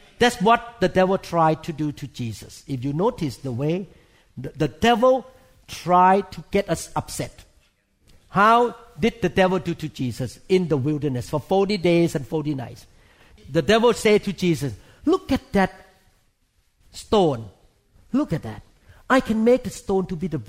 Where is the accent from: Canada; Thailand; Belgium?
Thailand; moved away; I grew up in Thailand